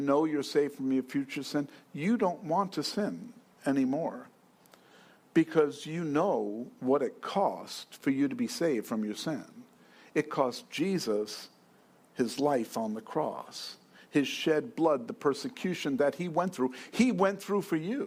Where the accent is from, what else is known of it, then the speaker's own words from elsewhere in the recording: New York City, New York, United States; I'm from New York